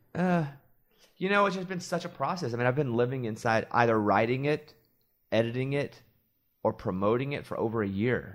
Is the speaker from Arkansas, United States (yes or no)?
yes; Arkansas, United States; moved away; also born or lived in New York; I grew up in Arkansas